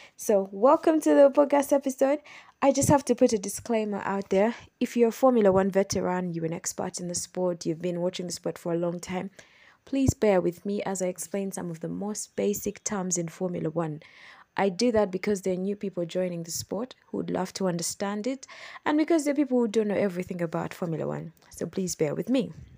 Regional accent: Kampala, Central Region, Uganda; I'm from Kampala, Uganda

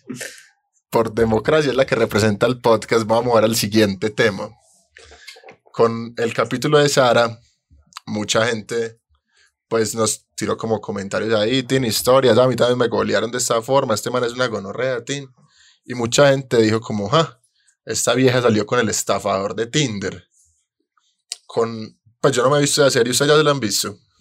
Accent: Colombia; yo fallé como colombiano

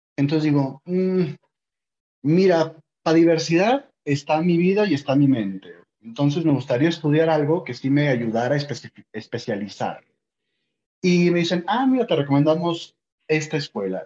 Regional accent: Ciudad Obregón, Sonora, Mexico; moved away as an adult; also born or lived in Mexico City / Argentina; Soy mexicano de Sonora. Entonces yo estaba en, en Sonora y estaba en Obregón, porque soy de allá, soy norteño, alto

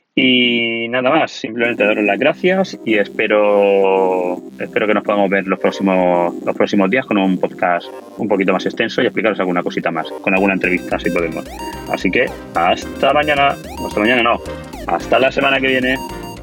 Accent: Alicante, Valencian Community, Spain; yo soy de Alicante, de un pueblo de Alicante

